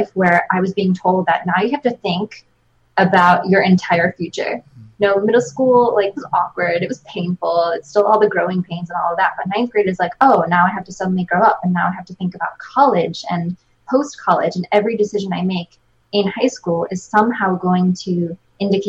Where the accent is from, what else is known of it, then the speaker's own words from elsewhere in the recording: Chadds Ford / Kennett Square area, Pennsylvania, United States; I grew up kind of in Chatsworth, Kent Square area